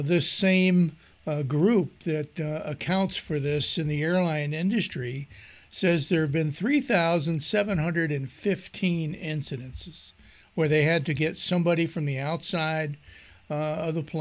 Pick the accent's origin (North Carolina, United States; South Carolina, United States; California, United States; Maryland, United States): Maryland, United States; moved away; I'm from Maryland originally